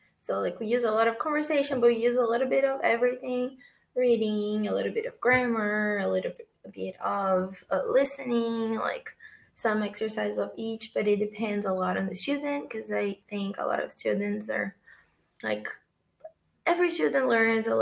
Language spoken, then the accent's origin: English; Brazil; moved away as an adult; I'm from Brazil